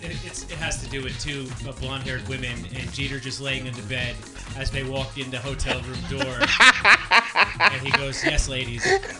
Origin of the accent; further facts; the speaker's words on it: Long Island, New York, United States; moved away; originally I grew up in Long Island, New York.